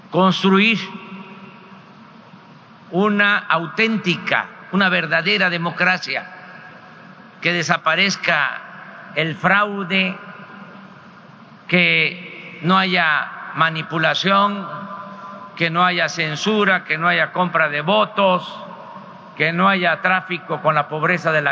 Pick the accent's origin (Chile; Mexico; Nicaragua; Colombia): Mexico; soy presidente de México, represento a todos los mexicanos